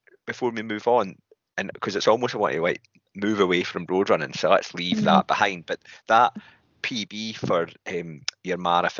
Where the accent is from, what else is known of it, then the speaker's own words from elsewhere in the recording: Scotland, United Kingdom; I'm Scottish, obviously.